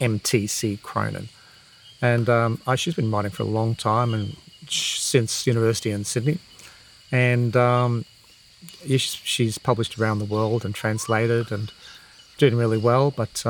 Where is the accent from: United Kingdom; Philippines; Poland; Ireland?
Ireland; I'm Irish. You know, my kids have Irish passports, etc.